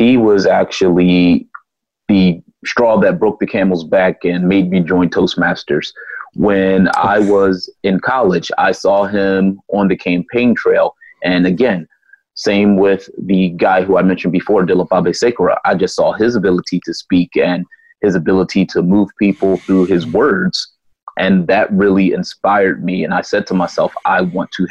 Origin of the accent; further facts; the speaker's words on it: Philadelphia, Pennsylvania, United States; I grew up in a urban Philadelphia neighborhood